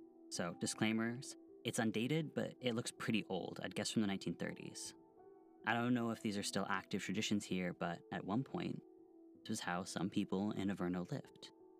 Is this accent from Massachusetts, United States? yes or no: no; Washington, United States; So for our last myth, we wanted to do something from the town, but I grew up in Washington. I wasn't raised on the stories of the town or the beliefs here.